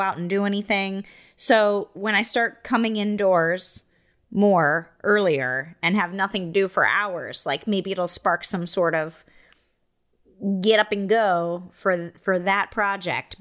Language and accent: English; Iowa, United States; moved away as an adult; I grew up in Iowa